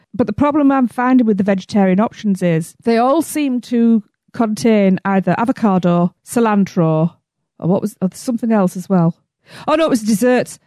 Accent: England, United Kingdom; I'm from England.

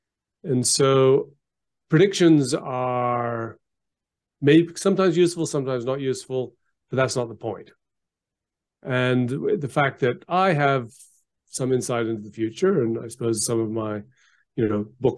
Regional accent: Geneva, Switzerland; also born or lived in Canberra, Australia; So I was born in Canberra, but I left very young. My father was I got a job with the United Nations. So I went to Geneva and went to the International School of Geneva.

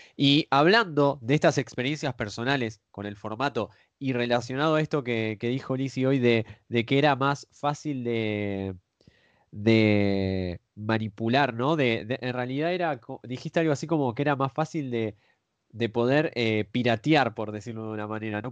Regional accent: Argentina; los que somos de Argentina

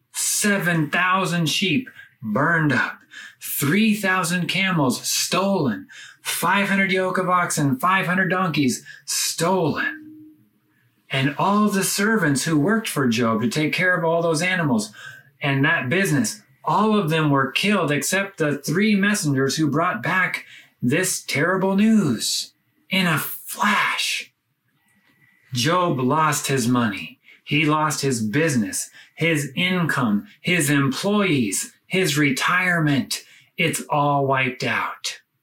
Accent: United States; moved away as an adult; now in Lebanon; my home country, the United States

